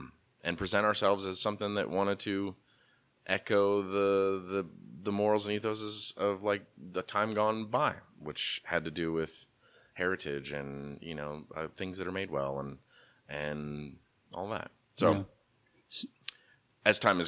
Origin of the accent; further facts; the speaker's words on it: Pacific Northwest, United States; I'm an American dude. Who doesn't like the American heritage? And I grew up in the Northwest